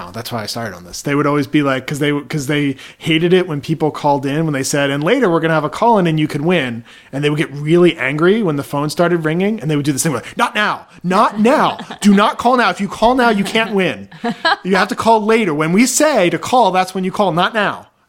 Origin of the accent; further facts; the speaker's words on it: Baltimore, Maryland, United States; When I was growing up in Baltimore, there were two DJs